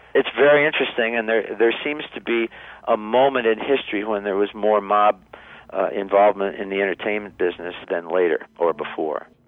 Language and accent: English; Niles, Michigan, United States; recorded back in high school in Niles, Michigan, my hometown